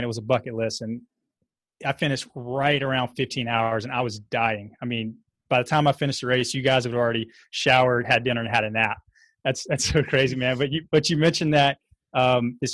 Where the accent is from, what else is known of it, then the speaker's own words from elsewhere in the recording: the South, United States; I'm from the South